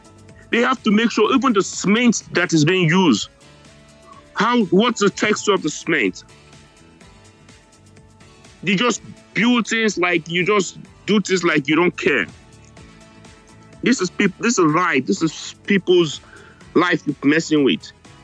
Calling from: New York, United States; I'm calling you guys from New York.

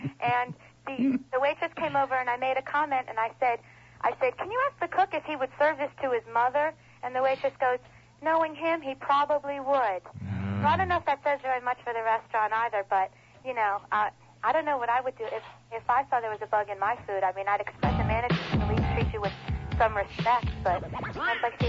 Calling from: Broward, Florida, United States; I'm calling you from Broward.

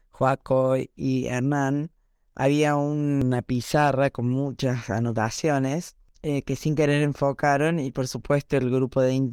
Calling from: Córdoba, Argentina; de Córdoba.

